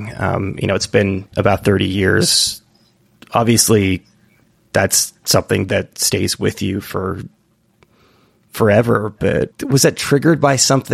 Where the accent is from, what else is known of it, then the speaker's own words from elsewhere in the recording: California, United States; now in New York, United States; I'm from California and I'm in New York